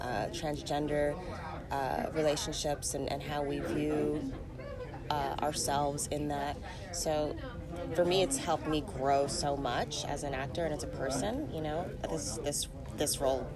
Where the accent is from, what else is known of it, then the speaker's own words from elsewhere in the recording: Canada; especially being Canadian.